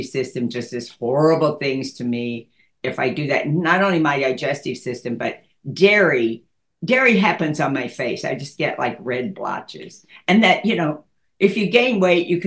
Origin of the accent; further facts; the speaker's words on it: Dallas, Texas, United States; I grew up in Dallas and went to school there, and then went to North Texas in Denton